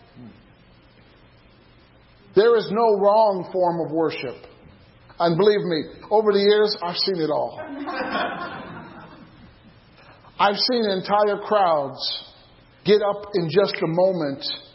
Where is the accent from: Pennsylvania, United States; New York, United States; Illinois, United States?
Illinois, United States; I was a single Christian growing up in Illinois